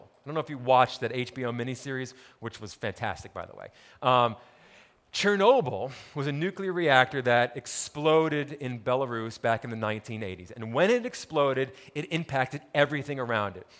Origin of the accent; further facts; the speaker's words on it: Montclair, New Jersey, United States; I grew up in New Jersey, town called Montclair, about ten miles outside of New York City